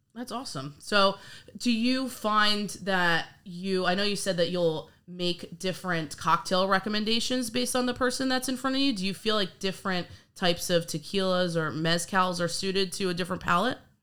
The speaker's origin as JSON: {"language": "English", "region": "New York", "country": "United States", "said": "I'm actually from New York as well, and I can remember being a little kid"}